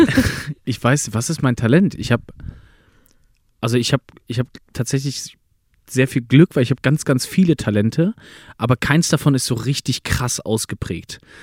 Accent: Berlin, Germany; born or raised there; first language German; moved away as an adult

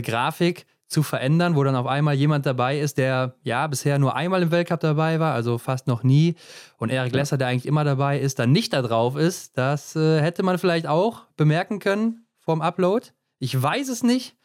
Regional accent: Germany; wir als Deutsche

